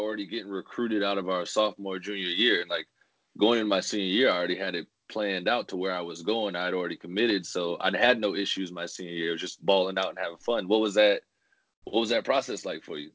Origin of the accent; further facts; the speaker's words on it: Florida, United States; I come from Florida where we have spring ball